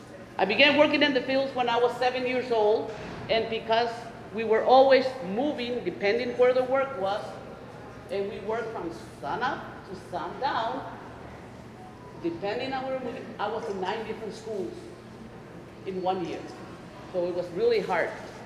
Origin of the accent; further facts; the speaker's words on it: Laredo, Texas, United States; I am from Laredo, Texas. I am the sixth in my family of 15 brothers and sisters.